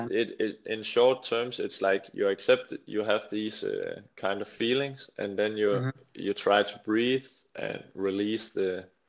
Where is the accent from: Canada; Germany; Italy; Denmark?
Denmark; a little town near Slagelse, between Slagelse and Holbæk, Zealand; I come from a little town called Gianelund near Slagelse. It's between Slagelse and uh, Holbæk.